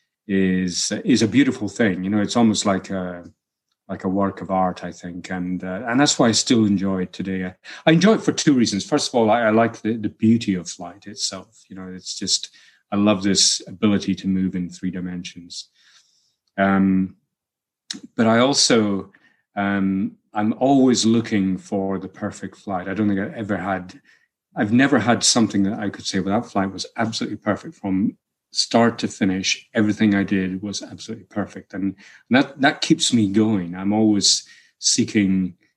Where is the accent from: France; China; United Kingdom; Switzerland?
United Kingdom; Helmsdale, Scotland; now in New Mexico, United States; the village that I was brought up in Helmsdale